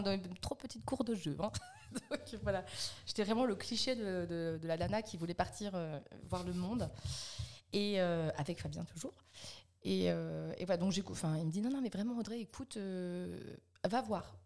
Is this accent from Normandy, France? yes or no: yes; Alençon, Normandy, France; also born or lived in Caen / Montivilliers; je suis née à Caen et puis après, en fait, je suis toujours restée en Normandie. Hein. je suis partie à Montivilliers à côté du Havre. Après, on est, on est arrivé à côté d'Alençon. Donc j'ai passé mes 5 ans à 17 ans juste à côté d'Alençon